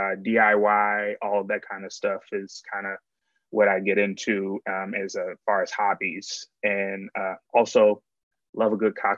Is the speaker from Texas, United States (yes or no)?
no; suburbs of Baltimore, Maryland, United States; moved away as an adult; now in Washington, D.C., United States; I'm from Maryland originally, suburbs of Baltimore, grew up there, family's still there